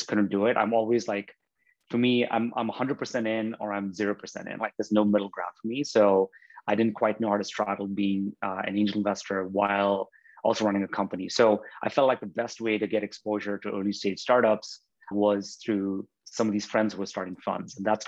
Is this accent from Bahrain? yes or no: yes; Bahrain; also born or lived in India; We're of Indian origin, so I'm Indian by birth, but I grew up in Bahrain in the Middle East. Bahrain's a tiny island in the Arabian Gulf, and my parents moved there in the 70s. So yeah, I was born in India, but I grew up in Bahrain.